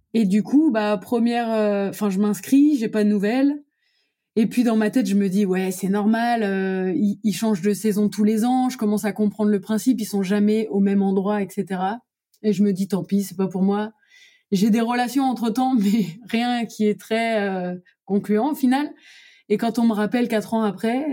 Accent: Lorraine, Grand Est, France; moved away as an adult; also born or lived in Brussels, Belgium / Montreal, Canada / New York, United States; je retourne dans ma région euh, natale, c'est-à-dire en Lorraine

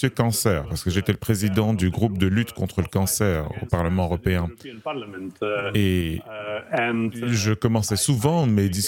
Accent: Slovenia; Je suis né en Slovénie, uh, qui était l'une des républiques dans l'ex-Yougoslavie communiste. Et on avait tous été euh, éduqués, élevés dans un esprit, euh, chrétien quelque part.

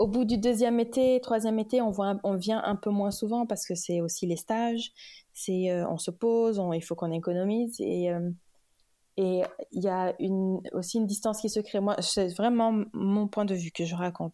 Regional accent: Dakar, Senegal; also born or lived in Kaolack, Senegal / Paris, France; Je suis née, j'ai grandi au Sénégal. Mhm. Euh, j'étais à Kaolac, donc euh, dans, le, dans la région de. J'étais à Kaolack jusqu'à jusqu'à ce que j'ai 10 ans. Ensuite, je suis allée à Dakar jusqu'au bac

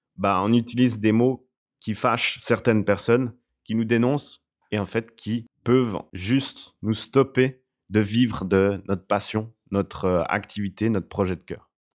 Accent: Switzerland; je suis suisse

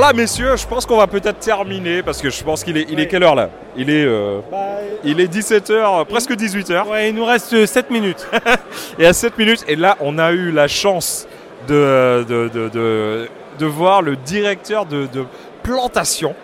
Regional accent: Martinique; je suis martiniquais

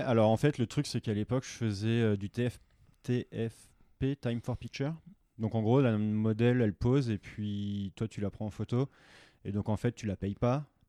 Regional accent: France; moved away as an adult; moi en tant que Français

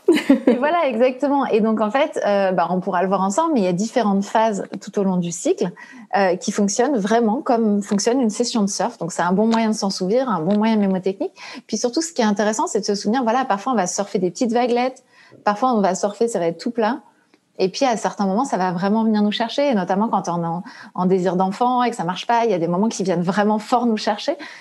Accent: Brittany, France; moi, je suis bretonne

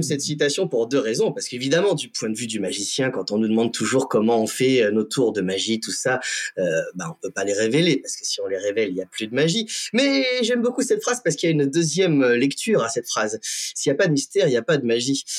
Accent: Compiègne, Hauts-de-France, France; moved away; also born or lived in Florida; la Compiègne, donc ma, ma terre natale, hein, je suis toujours très content d'y revenir

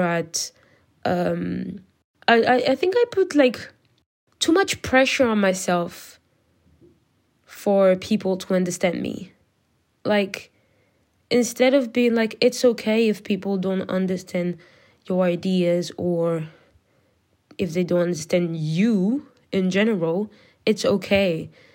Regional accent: France; English is a second language; I am not an English speaker. I'm French.

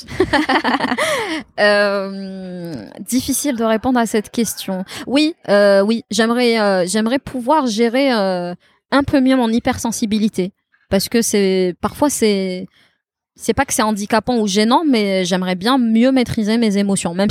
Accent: Beni Yenni, Tizi Ouzou Province, Algeria; j'adore Benyani, c'est mon village natal. J'ai pas l'occasion d'y aller souvent.

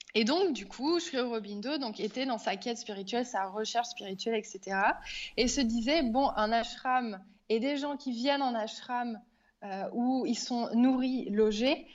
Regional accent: France; moved away as an adult; now in Auroville, India; quand on est français à l'étranger

